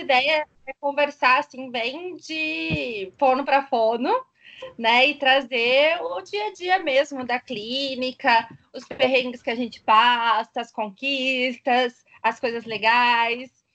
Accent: Ribeirão Preto, São Paulo, Brazil; also born or lived in São Carlos; voltei para minha cidade natal. Ah, eu sou de Ribeirão Preto, tá, gente? Interior de São Paulo.

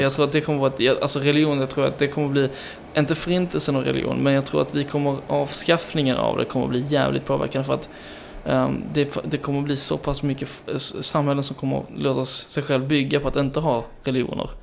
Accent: Skanör, Skåne, Sweden; moved away; also born or lived in Denmark; Skanör, som jag, där jag är från, sydvästra punkten

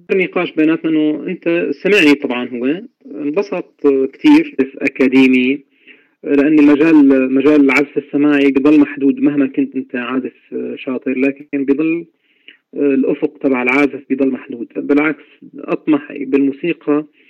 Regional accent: Al-Bab, Aleppo Governorate, Syria; من مواليد مدينة آه، حلب بريف حلب منطقة الباب عام 1978 ولدت في ريف مدينة حلب ودرست فيها طبعا للابتدائية والإعدادية والثانوية

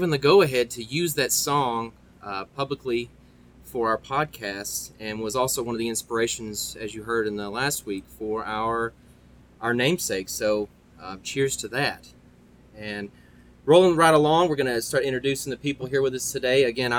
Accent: Franklin County, Tennessee, United States; I'm from Franklin County

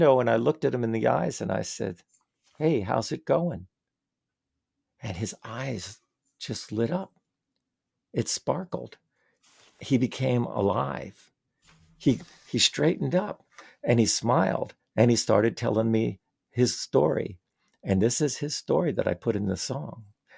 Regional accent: Vermont, United States; well, yeah, I'm from Vermont and we are a liberal state.

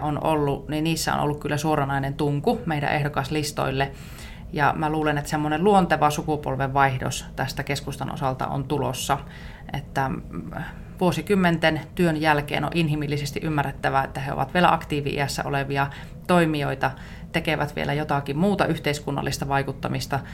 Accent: Iisalmi, Savo, Finland; also born or lived in Helsinki; olen savolainen, asun Iisalmessa ja olen tämmöinen arkihelsinkiläinen

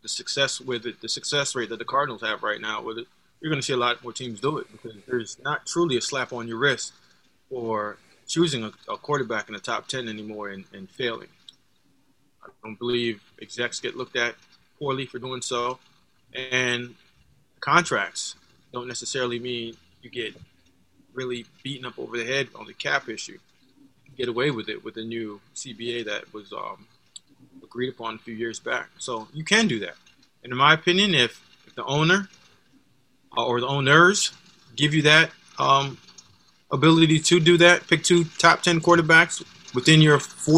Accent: Jamaica; I am Jamaican.

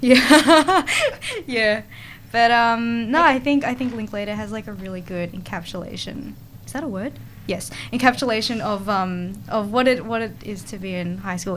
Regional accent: Australia; us in Australia

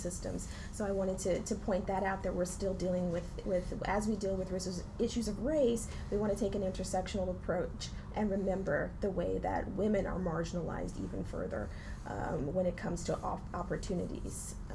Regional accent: East Palo Alto, California, United States; I come from a working class and underclass Black community, East Palo Alto in the Bay Area

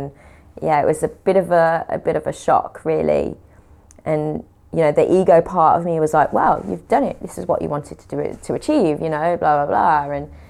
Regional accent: West Midlands, United Kingdom; accent: Brummie; They couldn't understand the Brummie accent, unfortunately.

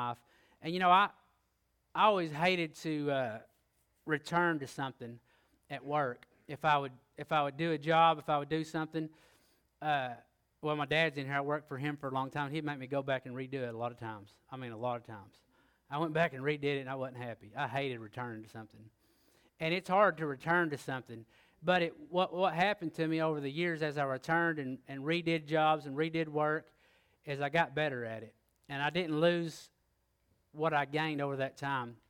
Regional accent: Oklahoma, United States; I am from Oklahoma, it's a little further north.

